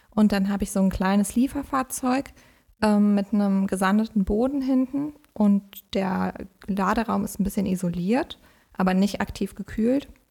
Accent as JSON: {"language": "German", "area": "Westerwald", "region": "Rhineland-Palatinate", "country": "Germany", "tie": "born or raised there", "also_born_or_lived": "Siegerland / Essen", "moved": "as an adult", "lives_now": "Bonn, Germany", "said": "ich komme äh, ursprünglich aus dem Westerwald, äh, bin da aufgewachsen"}